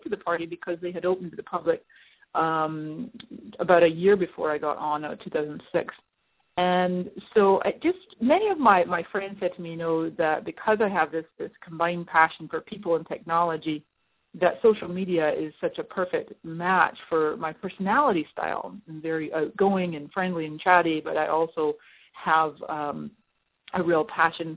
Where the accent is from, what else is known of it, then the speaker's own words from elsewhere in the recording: Scotland, United Kingdom; moved away as an adult; also born or lived in Canada; now in San Diego, United States; I am Scottish-Canadian. I was born in Canada. I spent 20 years in Scotland